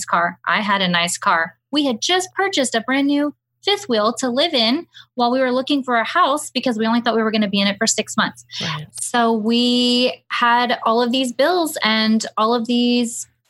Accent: Houston, Texas, United States; moved away as an adult; now in Hill Country, United States; We grew up and lived in Houston our entire lives, right outside of Houston

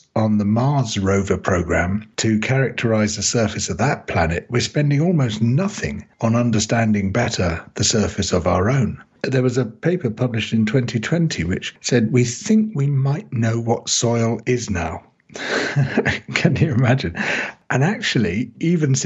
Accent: United Kingdom; I came from the United Kingdom

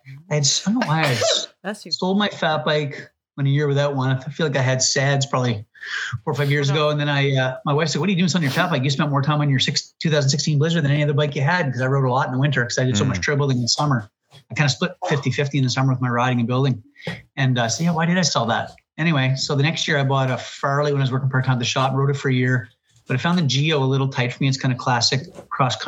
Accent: Saint John, New Brunswick, Canada; I grew up in just outside of St. John in an area called Redhead.

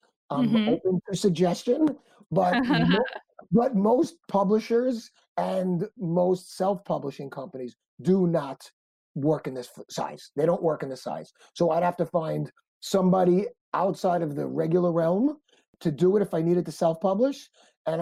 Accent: New York City, New York, United States; I'm from Brooklyn

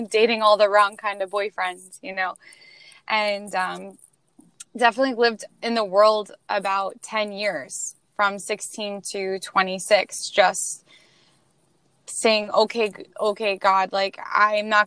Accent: Queens, New York, United States; We are originally from Queens, New York. And uh, we moved to Pennsylvania

